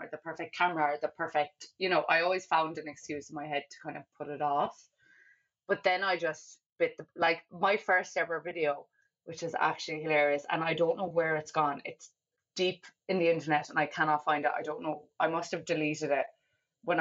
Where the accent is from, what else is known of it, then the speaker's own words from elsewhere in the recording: Kerry, Munster, Ireland; a place in Kerry, my hometown